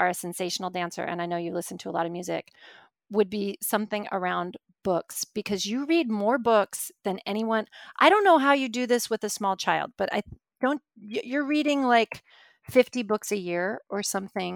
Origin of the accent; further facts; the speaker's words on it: Alaska, United States; I grew up in Alaska